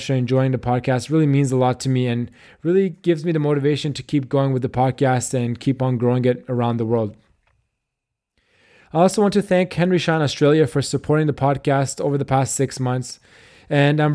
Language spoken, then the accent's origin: English; Canada